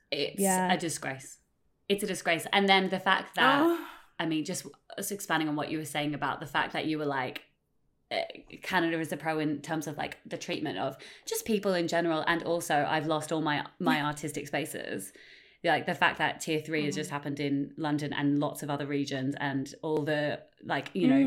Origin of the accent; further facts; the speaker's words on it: Australia; born there; Well, my mum was from Australia, so I was born in Australia.